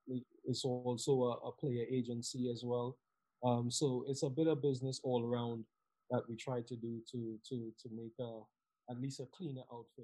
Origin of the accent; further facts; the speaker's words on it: Southampton, South East England, United Kingdom; I came from Southampton, which the weather wasn't that bad to, you know, the extreme of the Northeast.